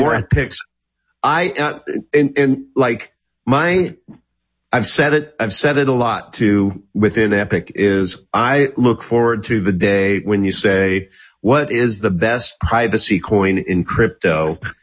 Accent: Kansas, United States; I'm from Kansas

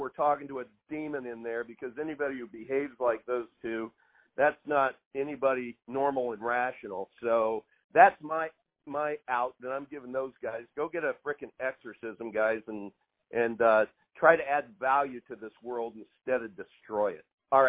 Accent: Kansas, United States; You know, I'm from Northwest Kansas. Northwest Kansans are known for one thing in the United States. We don't have any accent.

